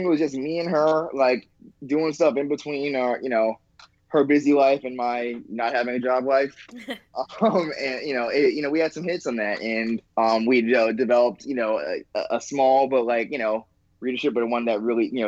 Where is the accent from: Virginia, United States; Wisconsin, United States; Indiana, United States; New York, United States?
New York, United States; New York City; I grew up in Queens